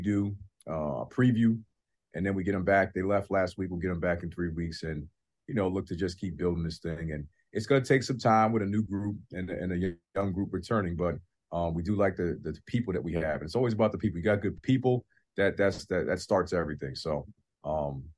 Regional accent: New York, United States; as a New Yorker and a New York Knicks fan

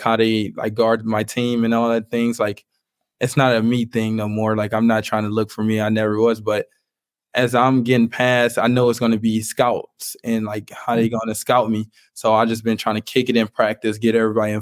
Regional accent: Cleveland, Ohio, United States; I'm from Cleveland. I'm from like the inner city.

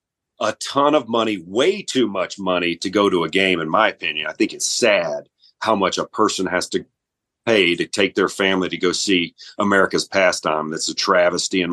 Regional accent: Memphis, Tennessee, United States; now in Mississippi, United States; I'm from Memphis, Tennessee originally

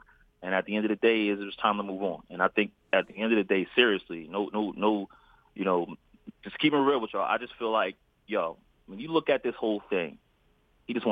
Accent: Philadelphia, Pennsylvania, United States; now in San Antonio, United States; I'm a kid from North Philly

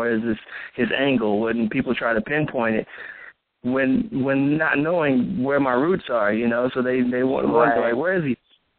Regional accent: Midwest, United States; I mean, I'm from the Midwest, so, you know, I have the country vibe, country boy, and then I've been in the city for so long that I've adapted to the customs up here.

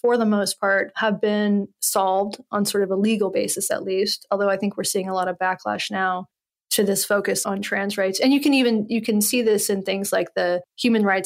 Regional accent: Western North Carolina, United States; moved away; I'm from Western North Carolina. I came from a place where I didn't know any gay people. There was like two gay boys, two out boys in my high school

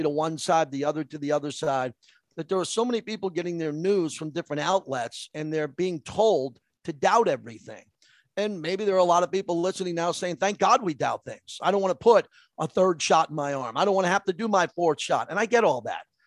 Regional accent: Massapequa, New York, United States; I grew up in Massapequa

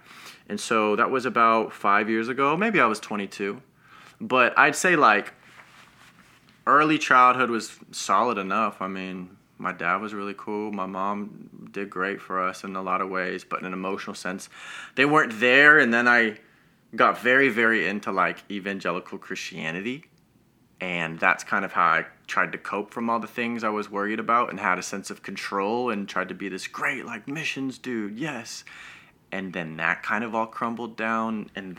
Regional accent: Denver, Colorado, United States; but I hail from Denver. That's home. That's where I was born and raised.

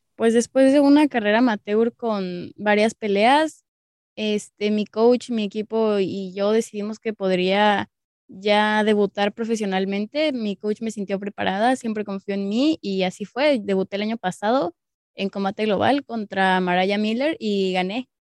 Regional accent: Mexico City, Mexico; soy de la Ciudad de México.

